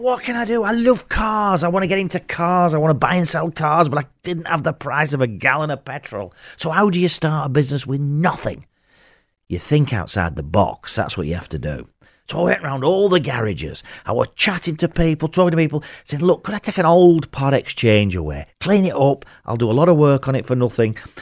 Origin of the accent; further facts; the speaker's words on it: Burnley, North West England, United Kingdom; I'm from Burnley